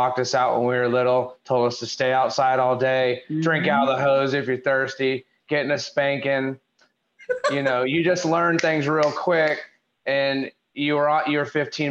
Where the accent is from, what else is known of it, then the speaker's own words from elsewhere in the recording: the South, United States; we're from the South.